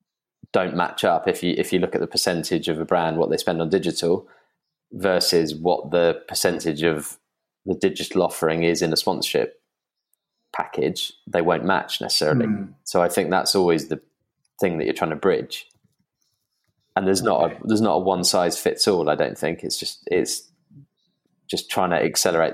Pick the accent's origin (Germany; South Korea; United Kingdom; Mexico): United Kingdom; England; I'm English